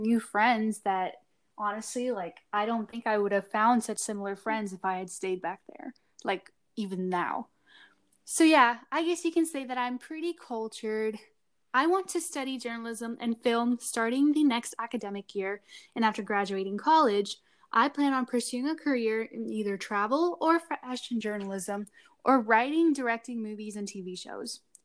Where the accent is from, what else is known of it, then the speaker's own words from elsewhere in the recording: Collin County, Texas, United States; also born or lived in Bangalore, India; now in Texas, United States; I was born in Texas and lived in a very green countryside city ish place in Collin County